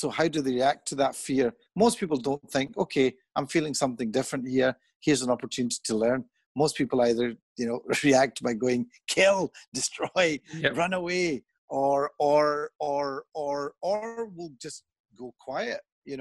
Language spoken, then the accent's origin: English; Pakistan; moved away; also born or lived in England; I'm Pakistani.